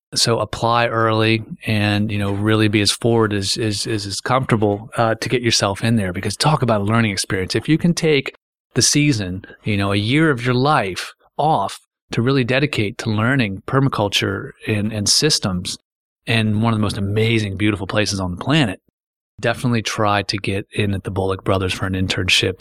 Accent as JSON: {"language": "English", "town": "Frederick", "region": "Maryland", "country": "United States", "tie": "born or raised there", "said": "So I've watched the old farms and, and, and fields I grew up playing in turn into the, these lawns"}